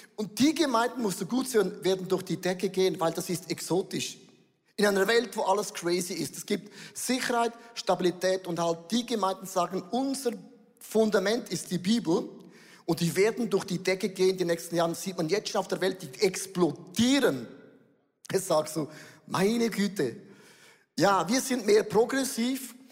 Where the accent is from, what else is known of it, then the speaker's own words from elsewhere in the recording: Switzerland; wir Schweizer